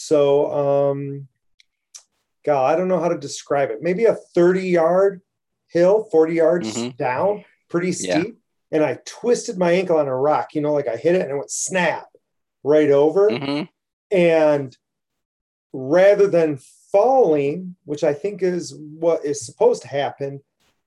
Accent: Hell, Michigan, United States; I grew up just outside of Hell

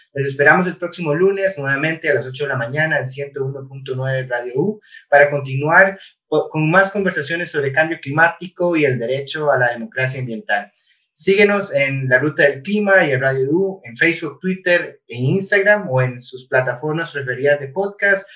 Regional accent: Costa Rica; como costarricense

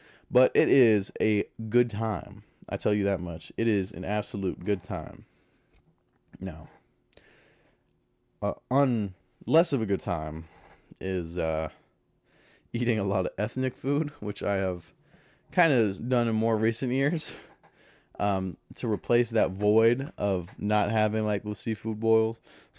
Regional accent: the South, United States; one of the best things about growing up in the South is the food in the South.

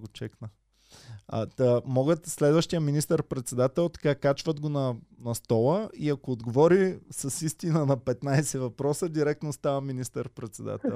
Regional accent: Bulgaria; аз като българин

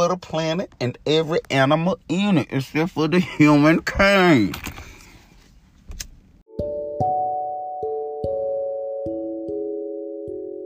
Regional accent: middle Georgia, United States; I'm from Georgia, man. You know, middle of Georgia

